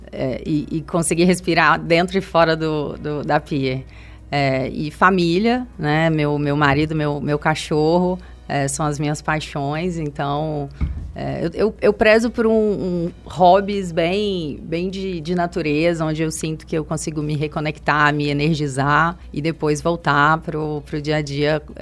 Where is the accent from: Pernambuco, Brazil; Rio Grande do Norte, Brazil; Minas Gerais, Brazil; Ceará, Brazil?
Minas Gerais, Brazil; now in São Paulo, Brazil; Eu sou mineira, nascida e criada em Minas, vim para São Paulo bem no início da minha carreira.